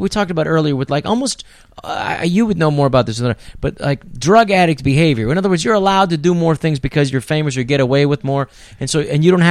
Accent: San Francisco, California, United States; I grew up in San Francisco

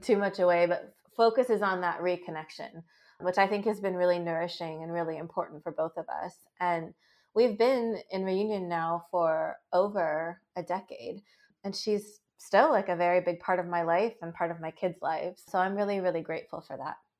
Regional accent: Seattle, Washington, United States; I was born very prematurely in the Seattle area and adopted from there.

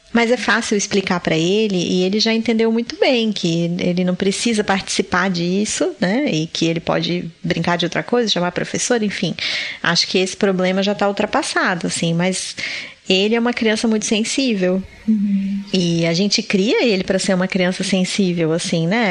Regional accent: Florianópolis, Santa Catarina, Brazil; eu sou de Florianópolis

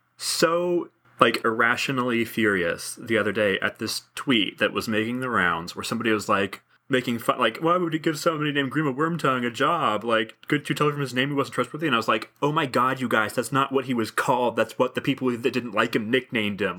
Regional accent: United States; I'm American white male

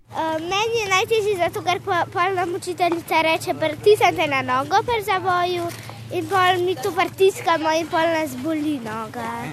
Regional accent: Ljubljana, Slovenia; sem iz Ljubljana

